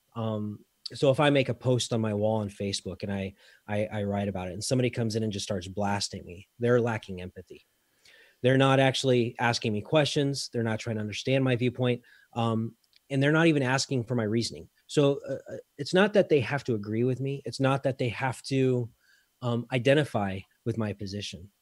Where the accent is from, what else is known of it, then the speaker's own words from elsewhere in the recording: Colorado, United States; moved away as an adult; now in Belgium; Colorado-ish is where I call home